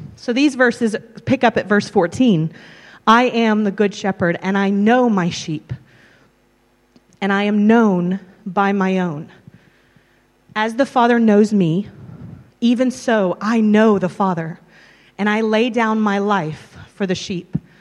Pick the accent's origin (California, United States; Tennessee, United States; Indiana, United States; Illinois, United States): Tennessee, United States; or Texas, and Tennessee in the States, United States; moved away as an adult; also born or lived in London, United Kingdom; now in Abergavenny, United Kingdom; I'm originally from Tennessee, or Texas, and Tennessee in the States